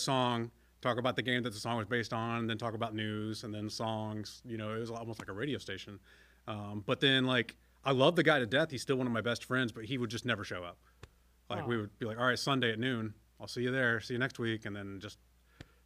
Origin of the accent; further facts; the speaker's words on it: DeSoto, Illinois, United States; I love growing up in DeSoto